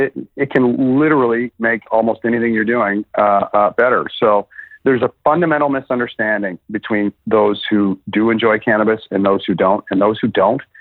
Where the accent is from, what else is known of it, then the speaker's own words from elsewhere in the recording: Saint John, New Brunswick, Canada; moved away; also born or lived in Sussex, New Brunswick; I grew up in St. John, New Brunswick